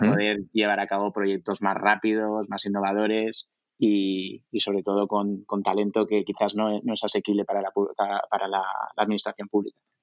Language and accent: Spanish; Zaragoza, Aragon, Spain; moved away; also born or lived in France / Italy / New York; soy de Zaragoza